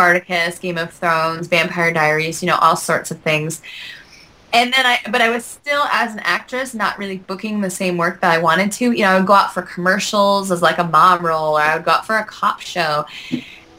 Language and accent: English; Salamanca, New York, United States; I grew up in Western New York in a very, very, very small town called Salamanca